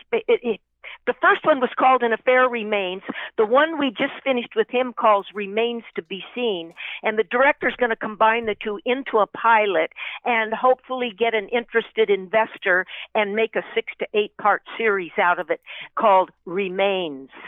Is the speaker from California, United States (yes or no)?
yes; San Fernando, California, United States; I was born and raised in San Fernando, California, in the San Fernando Valley